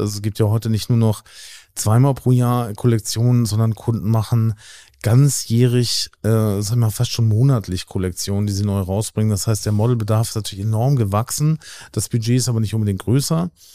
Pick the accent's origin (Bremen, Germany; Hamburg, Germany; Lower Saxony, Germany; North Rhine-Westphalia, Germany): Hamburg, Germany; also born or lived in New York; ich bin Hamburger Jung, so hier aufgewachsen